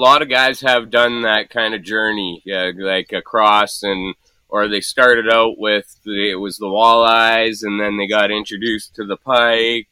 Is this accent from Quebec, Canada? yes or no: no; Thunder Bay, Ontario, Canada; It's about an hour outside Thunder Bay, which is a long ways from Lac Seul and Sulicote, and Kenora, actually, in Lake of the Woods. It's about 4 hours from Sulicote, Lac Seul, 8 hours from Lake of the Woods, but that was my hometown.